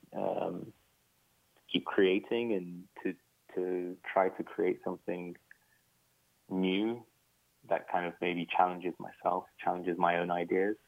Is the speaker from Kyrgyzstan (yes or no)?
no; United Kingdom; when you are British, Iraqi, or you know, you're any kind of Western and some kind of Arab, you know, and growing up in the Western you're always conflicted